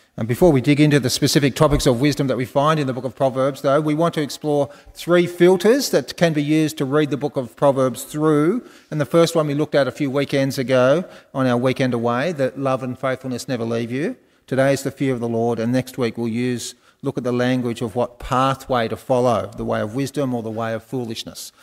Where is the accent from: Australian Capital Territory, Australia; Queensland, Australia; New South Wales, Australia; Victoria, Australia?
New South Wales, Australia; Wollongong; i just picked them all up in Wollongong because I'm from Wollongong